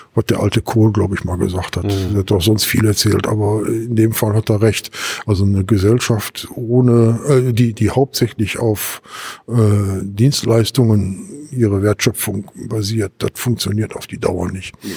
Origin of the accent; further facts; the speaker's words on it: Gelsenkirchen, North Rhine-Westphalia, Germany; so ein Stadtteil wie Gelsenkirchen-Bismarck, da wo ich herkomme